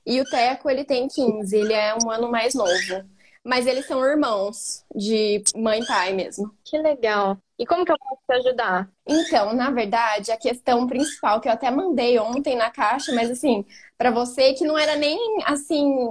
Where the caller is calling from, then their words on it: Campinas, São Paulo, Brazil; minha casa, mas eu falo de Campinas.